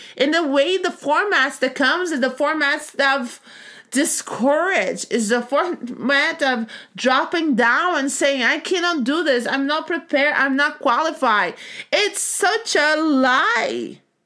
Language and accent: English; Brazil; moved away as an adult; now in United States; I grew up in Brazil